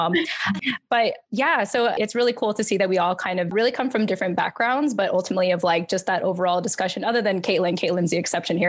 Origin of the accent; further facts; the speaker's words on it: Yokosuka, Kanagawa, Japan; born there; And then I was born in Yokosuka, Japan Naval Base, you know, on American soil and everything.